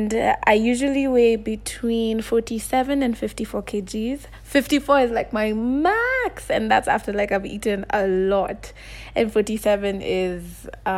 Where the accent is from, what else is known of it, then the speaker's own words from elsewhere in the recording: Kenya; also born or lived in Nairobi, Kenya; I'm from Kenya and I live in Nairobi.